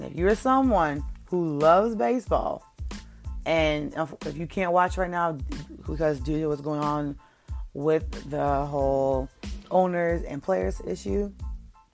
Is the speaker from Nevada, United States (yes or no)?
no; New York, United States; I'm from New York